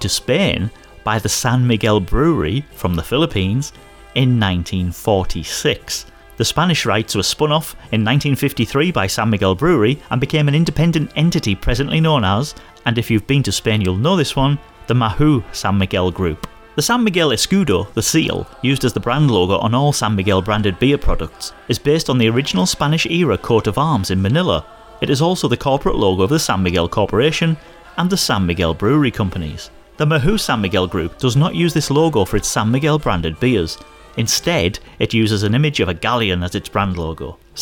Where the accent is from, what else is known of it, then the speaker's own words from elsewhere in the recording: Hartlepool, North East England, United Kingdom; As a boy growing up in Hartlepool